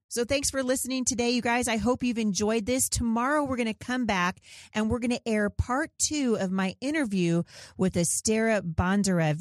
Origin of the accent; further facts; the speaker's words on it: Portland, Oregon, United States; I was born in Portland, Oregon